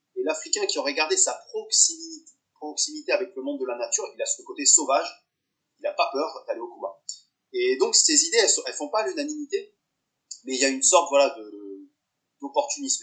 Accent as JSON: {"language": "French", "area": "the South", "region": "southern France", "country": "France", "said": "je suis du Sud"}